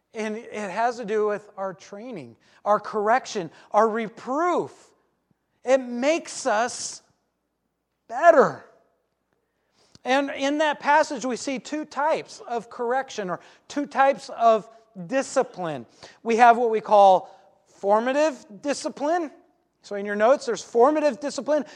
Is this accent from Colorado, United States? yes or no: no; Alaska, United States; I grew up in Alaska